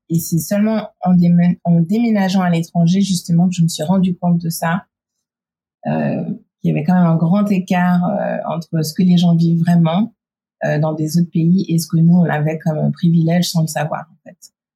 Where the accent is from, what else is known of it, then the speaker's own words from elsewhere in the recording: Geneva, Switzerland; moved away as an adult; now in United States; j'ai grandi à Genève, mais par contre, je suis née aux États-Unis